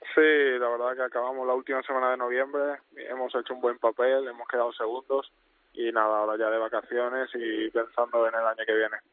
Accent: Málaga, Andalusia, Spain; moved away as an adult; also born or lived in Netherlands / Cartagena; now in Molde, Norway; yo nací en Málaga, yo junto a todos mis hermanos

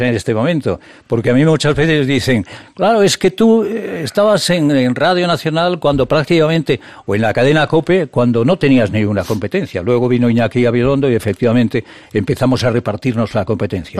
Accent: El Bierzo, Castile and León, Spain; moved away; also born or lived in Madrid; atiende a mi pueblo, atiende a mi tierra, atiende el Bierzo

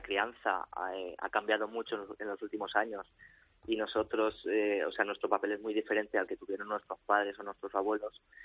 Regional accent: Valencia, Valencian Community, Spain; moved away as an adult; also born or lived in Madrid; nosotros somos de Valencia y vivíamos entonces en Madrid

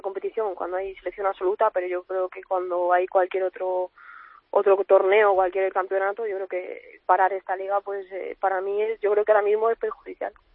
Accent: Madrid, Community of Madrid, Spain; también soy de aquí de Madrid

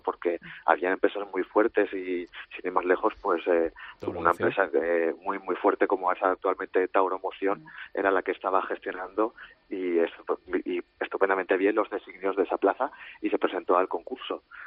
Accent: Valencia, Valencian Community, Spain; Yo soy de Valencia

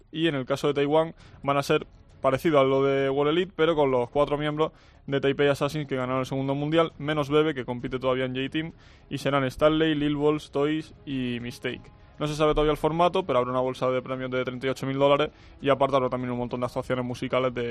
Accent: Community of Madrid, Spain; Universidad Carlos III. Así que en ese caso estoy un poco con el corazón dividido porque es la de mi tierra y es la que he estudiado.

